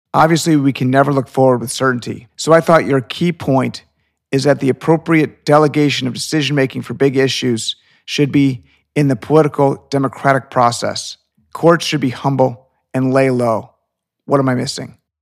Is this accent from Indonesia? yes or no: no; Illinois, United States; moved away as an adult; now in Florida, United States; I was born in Illinois, which is a blue state.